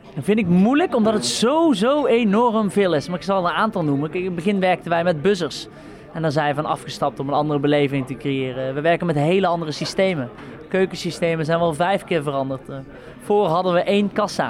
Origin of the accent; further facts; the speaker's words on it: the south of the Netherlands, Netherlands; now in Amsterdam, Netherlands; waar ik vandaan kom in het zuiden